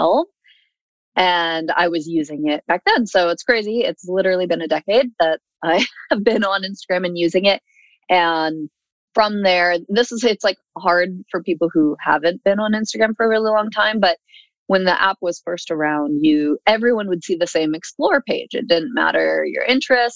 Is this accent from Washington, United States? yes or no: yes; Seattle, Washington, United States; moved away as an adult; also born or lived in Los Angeles / Red Deer, Alberta; now in Alberta, Canada; I am originally from the United States, grew up in Seattle, and then lived about half of my adult life in Los Angeles